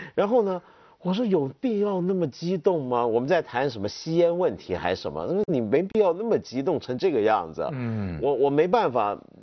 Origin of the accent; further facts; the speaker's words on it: China; 按照我们中国的想法